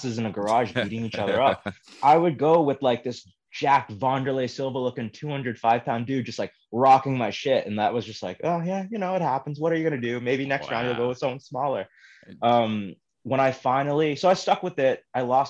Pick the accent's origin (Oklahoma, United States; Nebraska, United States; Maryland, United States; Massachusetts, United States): Massachusetts, United States; Boston; also born or lived in Brookline; When I was younger, growing up in Boston, I was like always the only Asian kid in school.